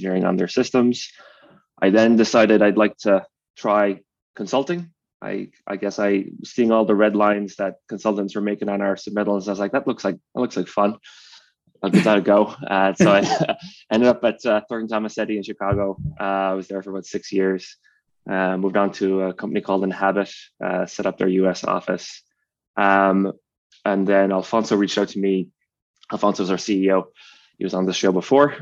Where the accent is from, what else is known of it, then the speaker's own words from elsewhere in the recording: County Cork, Munster, Ireland; I grew up on a 60 acre dairy farm